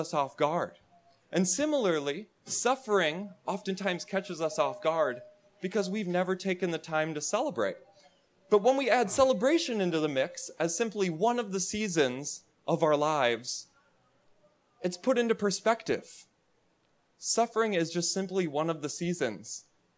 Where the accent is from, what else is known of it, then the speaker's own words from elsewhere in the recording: Wisconsin, United States; moved away; I'm from Wisconsin originally